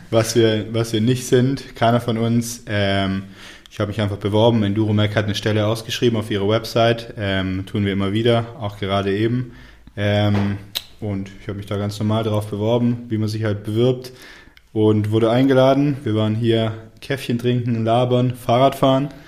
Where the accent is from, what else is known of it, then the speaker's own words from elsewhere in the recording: Tübingen, Baden-Württemberg, Germany; ich komme ursprünglich aus Tübingen, also nicht weit von hier, ähm, 45 Minuten.